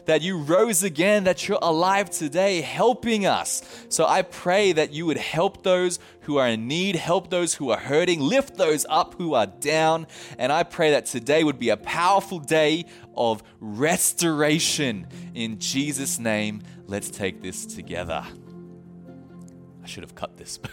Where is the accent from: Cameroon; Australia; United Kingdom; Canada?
Australia; now in Japan; being the Australian that I am